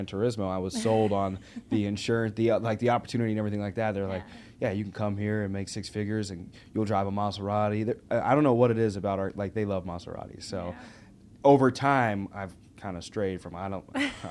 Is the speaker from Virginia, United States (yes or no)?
no; Arkansas, United States; moved away; also born or lived in Nebraska; I grew up in Arkansas